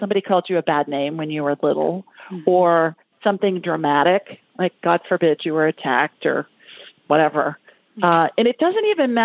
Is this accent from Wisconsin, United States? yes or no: no; Columbus, Ohio, United States; now in Birmingham, United States; the city of my birth